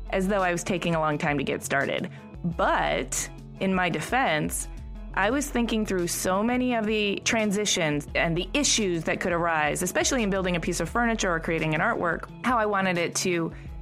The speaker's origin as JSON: {"language": "English", "region": "Michigan", "country": "United States", "said": "I'm from Michigan"}